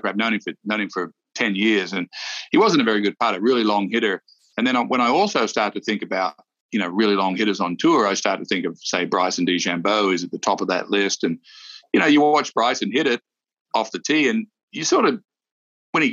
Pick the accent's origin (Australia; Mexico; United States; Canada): Australia; moved away; Steve Rintoul, who I grew up with in Australia